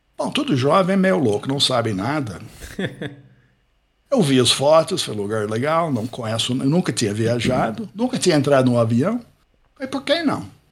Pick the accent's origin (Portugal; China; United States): United States; Pittsburgh, Pennsylvania; Portuguese is a second language; moved away as an adult; also born or lived in Ohio / Campinas, Brazil; now in Brazil; Eu nasci em Pittsburgh, sou americano, Pittsburgh, Pensilvânia. Nasci num bairro operário